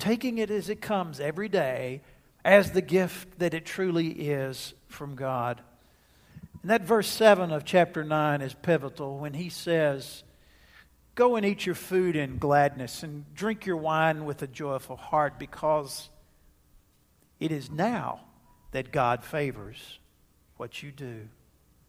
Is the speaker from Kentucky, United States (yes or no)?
no; Jacksonville, Texas, United States; My hometown of Jacksonville, Texas